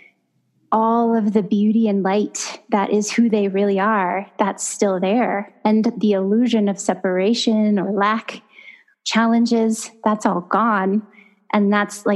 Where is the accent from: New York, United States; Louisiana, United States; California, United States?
California, United States; Los Banos; in my hometown of Las Banas, California, my family has owned a funeral chapel